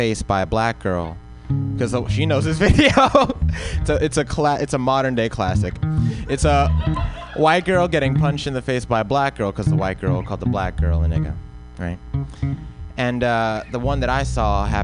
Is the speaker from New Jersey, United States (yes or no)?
no; Compton, California, United States; I'm from Compton, California